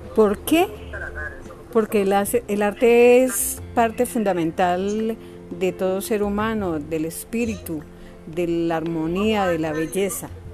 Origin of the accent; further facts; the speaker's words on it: Cali, Valle del Cauca, Colombia; gestora cultural de la Comuna 9, artista del Valle del Cauca y de Cali